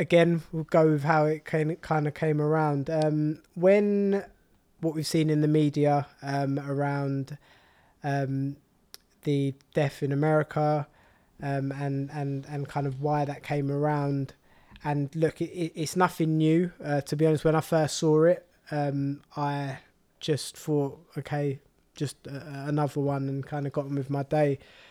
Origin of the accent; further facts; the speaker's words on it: Walthamstow, London, United Kingdom; I was born and raised in Walthamstow, but then because of my parents wanted to move us to more of an affluent area